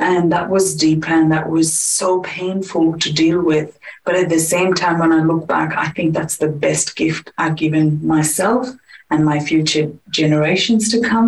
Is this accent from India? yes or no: yes; India; moved away as an adult; now in Perth, Australia; I am from India. I was born and raised in India, and I got married and moved to Australia in 2011.